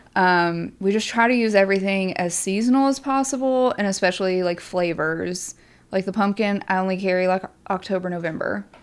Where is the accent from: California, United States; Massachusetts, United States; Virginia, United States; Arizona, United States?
Virginia, United States; Shenandoah Valley; moved away; I am from Virginia